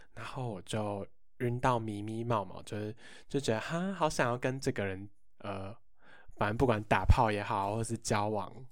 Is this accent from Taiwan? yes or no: yes; Hsinchu, Hsinchu City, Taiwan; 办在我的家乡新竹市